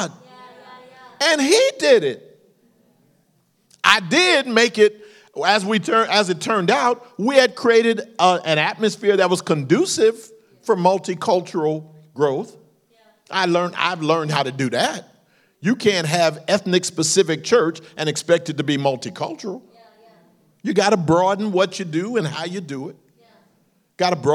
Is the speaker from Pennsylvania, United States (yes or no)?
yes; Philadelphia, Pennsylvania, United States; moved away as an adult; now in California, United States; I came from Philadelphia